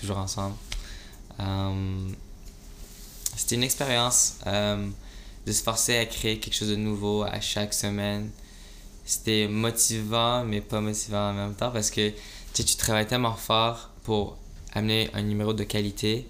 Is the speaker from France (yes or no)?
no; Montreal, Quebec, Canada; tu viens d'où Je dis Montréal.